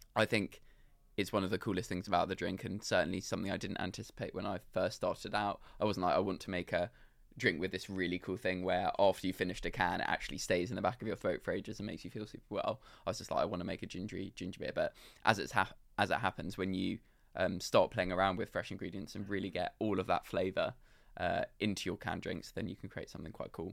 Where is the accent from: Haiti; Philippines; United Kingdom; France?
United Kingdom; London; I grew up in London